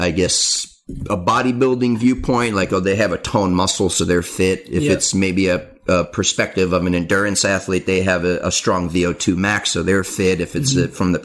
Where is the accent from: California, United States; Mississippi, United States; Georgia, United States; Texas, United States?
California, United States; San Diego; my hometown of San Diego